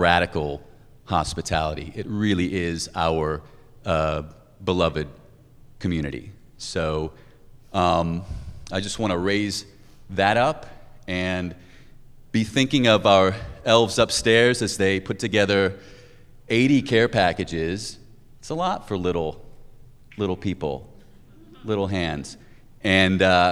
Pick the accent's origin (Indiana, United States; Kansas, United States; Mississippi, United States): Indiana, United States; also born or lived in New Hampshire; now in Boston, United States; I'm originally from Indiana, but I've been in New England. I've lived up in New Hampshire. I've lived in Boston for about 13 years.